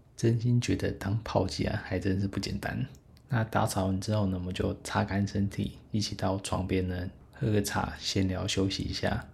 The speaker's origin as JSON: {"language": "Chinese", "country": "Taiwan", "said": "但是我是台湾人"}